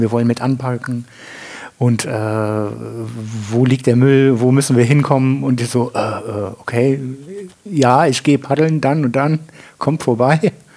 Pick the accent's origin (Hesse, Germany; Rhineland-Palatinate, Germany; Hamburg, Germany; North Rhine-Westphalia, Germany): Rhineland-Palatinate, Germany; Andernach; moved away as an adult; now in Winningen, Germany; bin ich geboren in Andernach am Rhein